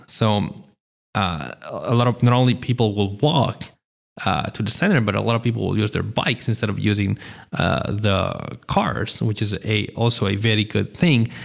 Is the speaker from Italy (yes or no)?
yes; Italy; even if I was born in Italy and I've lived in Italy for a very long time